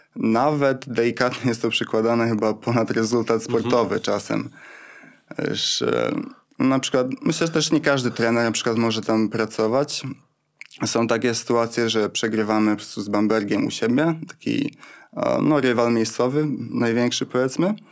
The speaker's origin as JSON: {"language": "Polish", "town": "Wrocław", "region": "Lower Silesian Voivodeship", "country": "Poland", "said": "jestem z Wrocławia, więc grałem w Śląsku Wrocław"}